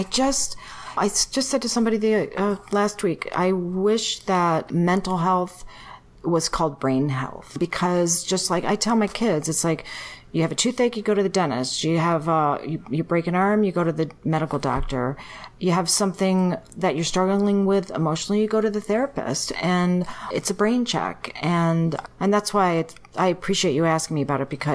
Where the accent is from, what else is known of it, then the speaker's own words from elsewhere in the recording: Chicago, Illinois, United States; moved away as an adult; also born or lived in California; I even moved from California back to my hometown of Chicago